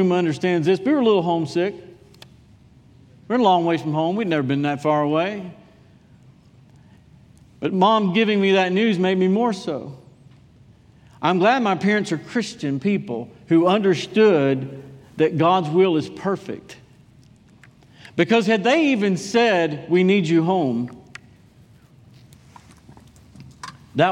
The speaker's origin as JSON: {"language": "English", "town": "Durham", "region": "North Carolina", "country": "United States", "moved": "as an adult", "said": "I was from Durham."}